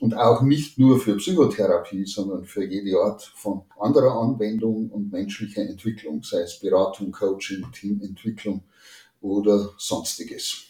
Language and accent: German; Chiemgau, near Lake Chiemsee, Bavaria, Germany; moved away as an adult; also born or lived in Salzburg / Bamberg / Münster / Aachen; ganz in der Nähe meiner Heimat hier am äh, Chiemsee, am, im Chiemgau